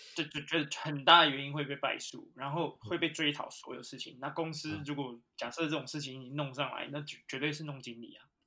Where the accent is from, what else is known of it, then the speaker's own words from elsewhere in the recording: Taiwan; moved away as an adult; now in United Kingdom; 因为我也是台湾人，我们土生土长的